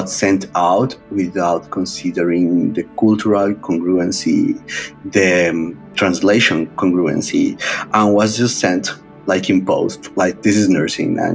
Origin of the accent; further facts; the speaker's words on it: Bogota, Bogotá Capital District, Colombia; moved away; I became the first male nurse in several hospitals across my hometown, Bogota, Colombia